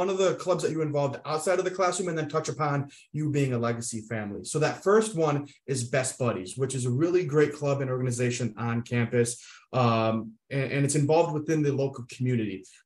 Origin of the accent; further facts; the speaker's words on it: Utica, New York, United States; I'm also from Utica